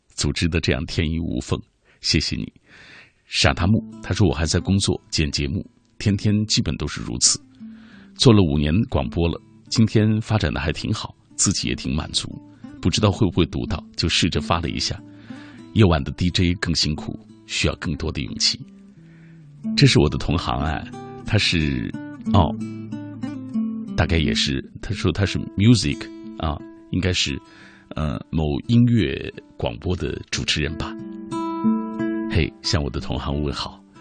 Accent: Xinjiang, China; moved away as an adult; now in Beijing, China; 包括我哥哥，还在塔里木油田工作

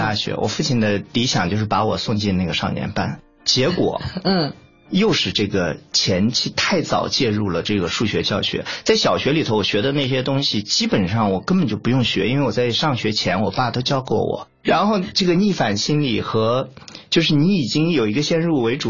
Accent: Zhengzhou, Henan, China; moved away as an adult; also born or lived in Guangzhou; 我出生在河南郑州，成长一直在郑州。

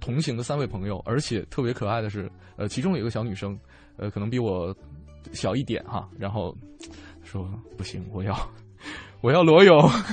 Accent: Northeast China, China; now in Beijing, China; 作为东北人来讲

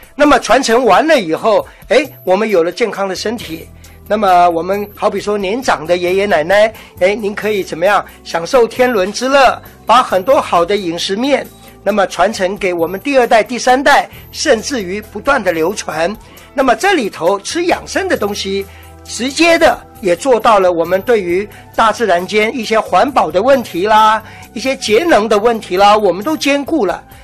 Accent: Taipei, Taiwan; 我们台北这边

